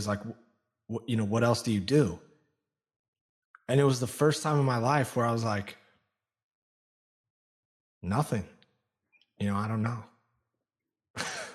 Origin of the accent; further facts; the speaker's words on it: Olympia, Washington, United States; I was born outside of Seattle in Olympia, Washington